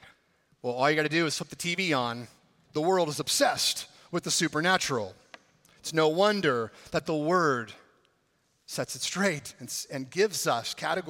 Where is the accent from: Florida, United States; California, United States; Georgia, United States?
California, United States; my home state of California.